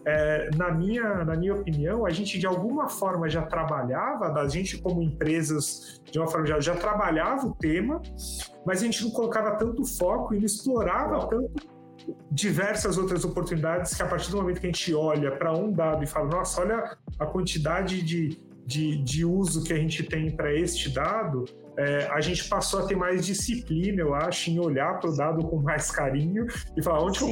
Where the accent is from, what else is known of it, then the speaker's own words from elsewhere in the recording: Santos, São Paulo, Brazil; moved away as an adult; now in São Paulo, Brazil; Sou de Santos, sou da praia